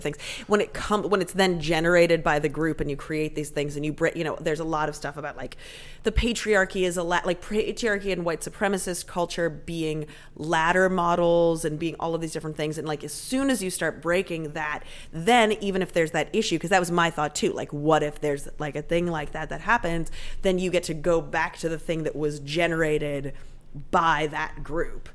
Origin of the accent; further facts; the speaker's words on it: Canada; now in United States; I am 100% Canadian, but my mom was born and raised in the States